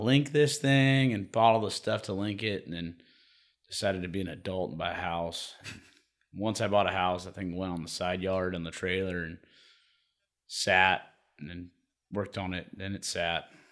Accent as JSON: {"language": "English", "town": "Sacramento", "region": "California", "country": "United States", "tie": "born or raised there", "said": "I grew up down in South Sac, so it was a bunch of, you know, I was in the ghetto"}